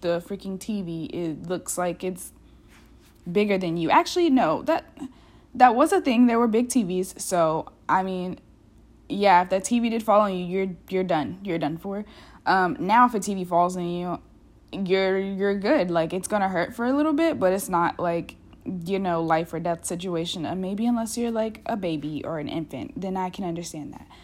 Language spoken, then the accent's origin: English; United States; also born or lived in Europe; an American who's gotten the opportunity to, like, live outside this country